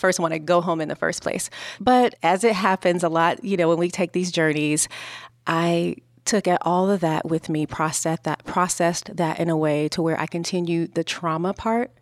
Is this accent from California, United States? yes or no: yes; Los Angeles, California, United States; I was growing up in South Central Los Angeles